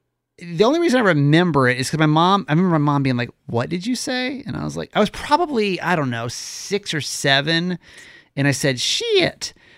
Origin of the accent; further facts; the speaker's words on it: the South, United States; accent: Southern; my little Southern accent.